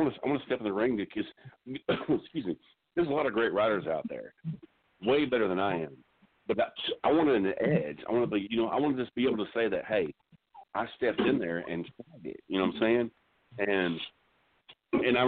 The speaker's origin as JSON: {"language": "English", "region": "Texas", "country": "United States", "said": "I'm from Texas"}